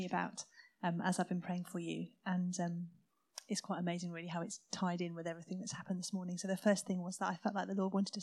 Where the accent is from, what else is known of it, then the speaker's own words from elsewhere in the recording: South Coast, South East England, United Kingdom; I was brought up on the South Coast, where the Navy had all their naval bases